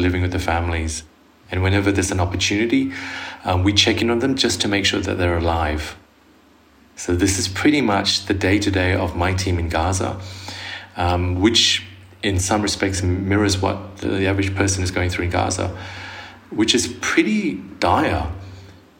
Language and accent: English; Sydney, New South Wales, Australia; moved away as an adult; now in Jerusalem; I'm from Sydney, but I work here in the occupied Palestinian territory